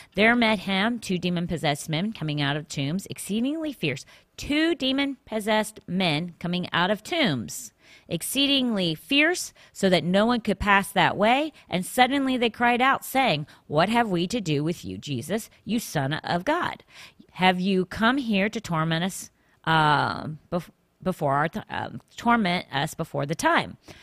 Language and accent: English; northern Virginia, United States; now in Florida, United States; I grew up in the northern in northern Virginia